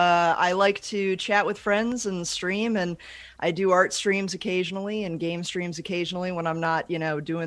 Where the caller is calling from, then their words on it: Pyeongtaek, Gyeonggi Province, South Korea; Korea. I'm in Pyeongtaek, South Korea, and this is my apartment that I am very blessed to be able to use.